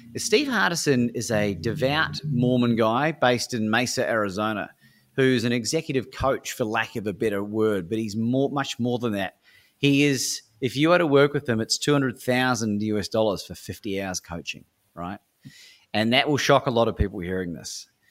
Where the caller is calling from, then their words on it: Melbourne, Victoria, Australia; I'm calling from Melbourne, Australia at the time